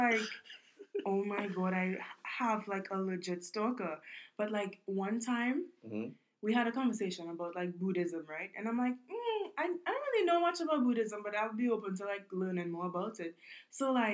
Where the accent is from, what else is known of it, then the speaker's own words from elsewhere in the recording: Trinidad & Tobago; now in Brooklyn, United States; I'm from Trinidad